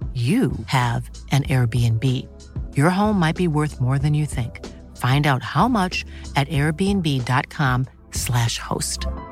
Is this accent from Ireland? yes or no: yes; Ireland; I'm Irish